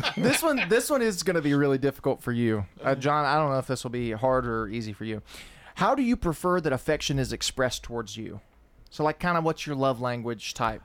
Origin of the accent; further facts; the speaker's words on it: Lascassas, Tennessee, United States; I was raised in Leanna, so it's not like I was raised in you know in the city side of Murfreesboro